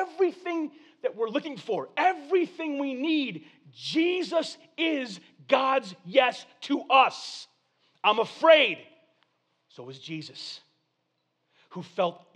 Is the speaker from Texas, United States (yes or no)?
yes; Corpus Christi, Texas, United States; I was born in Corpus Christi, Texas